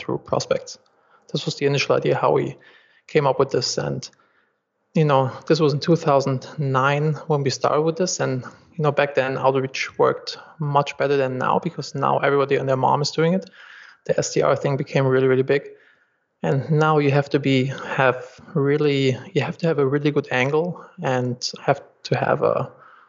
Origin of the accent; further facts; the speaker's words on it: Germany; accent: German; English is a second language; moved away as an adult; also born or lived in Los Angeles, United States; I'm originally from Germany, as you can probably hear by my accent, and I moved to Los Angeles